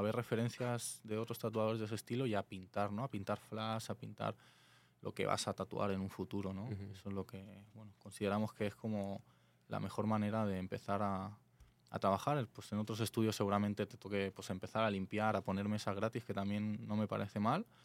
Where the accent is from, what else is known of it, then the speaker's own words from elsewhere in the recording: Alicante, Valencian Community, Spain; moved away as an adult; now in Tijuana, Mexico; vengo de Alicante, España.